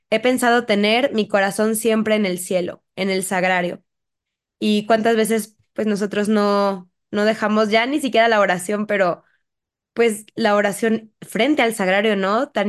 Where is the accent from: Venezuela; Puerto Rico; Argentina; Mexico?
Mexico; creo que es un cristero que no es tan conocido y que creo que como mexicanos hay que conocer.